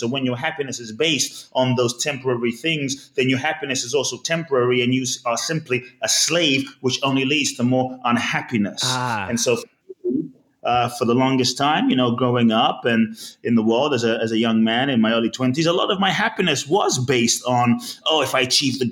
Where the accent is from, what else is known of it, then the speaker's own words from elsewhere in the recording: London, United Kingdom; also born or lived in Ghana; I was born in Ghana, West Africa. My father's from Ghana. My mother's Japanese. I grew up in London